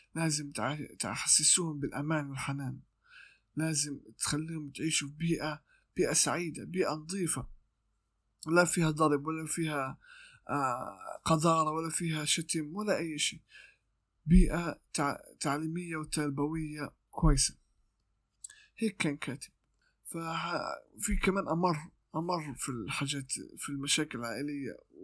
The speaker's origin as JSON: {"language": "Arabic", "town": "Gaza", "region": "Gaza Strip", "country": "Palestine", "said": "عندنا في غزة"}